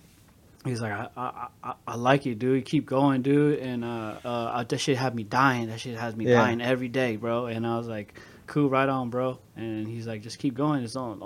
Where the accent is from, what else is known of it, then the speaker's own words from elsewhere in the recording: Bay Area, California, United States; I'm from the Bay Area.